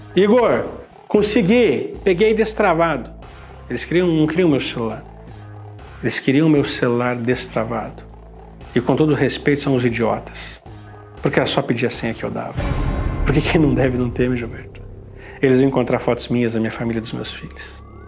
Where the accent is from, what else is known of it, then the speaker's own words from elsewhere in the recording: Curitiba, Paraná, Brazil; moved away as an adult; quando eu saí de Curitiba, estava muito bem na minha cidade, não queria ter saído de Curitiba